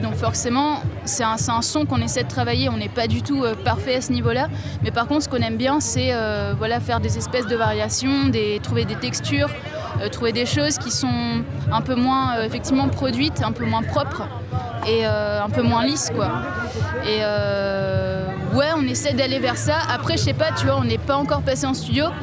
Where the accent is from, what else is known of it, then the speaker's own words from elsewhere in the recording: Réunion; On vient de La Réunion tous les deux